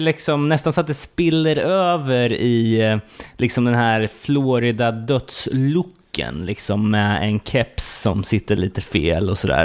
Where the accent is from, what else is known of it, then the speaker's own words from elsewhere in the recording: Sweden; som fördomsfull svensk